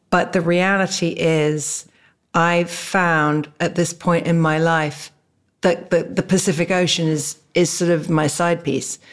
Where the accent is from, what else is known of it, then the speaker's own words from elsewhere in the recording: England, United Kingdom; also born or lived in Barbados; now in California, United States; I was born in England